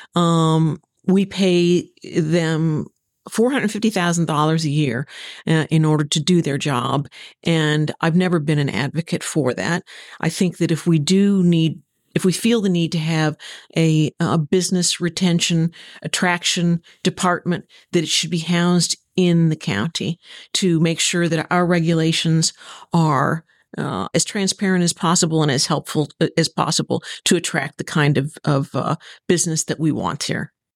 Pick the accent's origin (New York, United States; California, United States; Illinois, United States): Illinois, United States; Southern; moved away as an adult; also born or lived in Texas; now in Stuart, United States; I'm originally from Southern Illinois, a, uh, farmer's daughter, granddaughter, sister